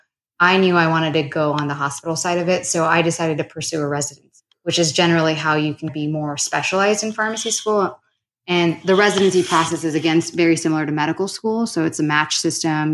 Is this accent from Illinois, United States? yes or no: no; Southern California, United States; also born or lived in Arizona / Sacramento; I grew up in Southern California